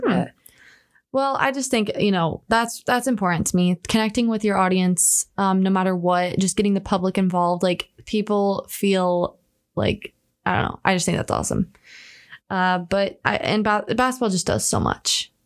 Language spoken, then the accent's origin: English; Indiana, United States; in Indianapolis and like my hometown